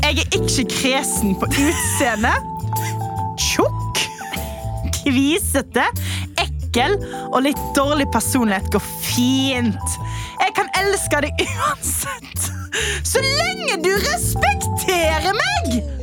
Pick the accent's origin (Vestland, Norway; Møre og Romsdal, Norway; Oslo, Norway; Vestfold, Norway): Vestland, Norway; Stord; jeg er fra Stord og fyller til sommeren 42 år gammel